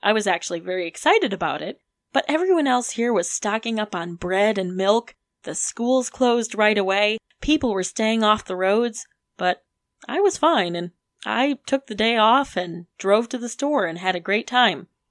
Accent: Detroit, Michigan, United States; now in Charlottesville, United States; growing up in Metro Detroit

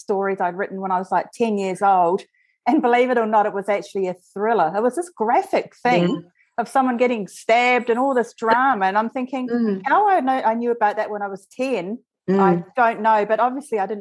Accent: New Zealand; now in Australia; as you can tell, I'm originally from New Zealand and I've spent a large amount of my life living there

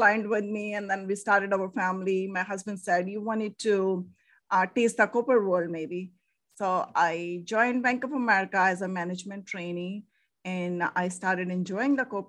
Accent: India; moved away as an adult; now in United States; I'm from originally from India.

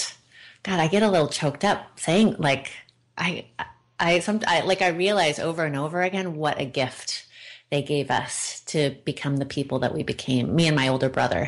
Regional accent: Oregon, United States; I was raised by hippies in Oregon on an old organic farm

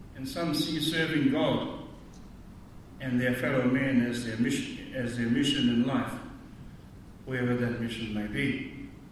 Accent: New Zealand; So from New Zealand. Ah, they say Australia no, no. I am from New Zealand

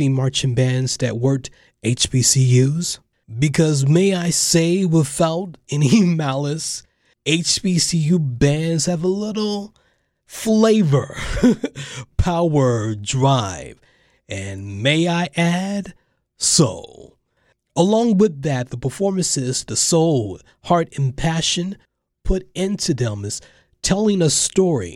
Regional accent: North Carolina, United States; I grew up in North Carolina

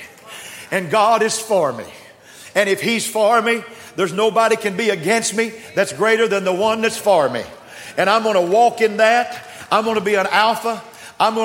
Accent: West Texas, United States; now in Austin, United States; I was raised in West Texas

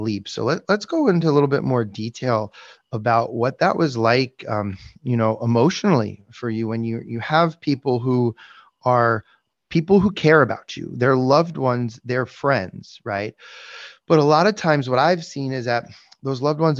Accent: South Florida, United States; I was, or I am as well. So we're two of the very few, you know, natives

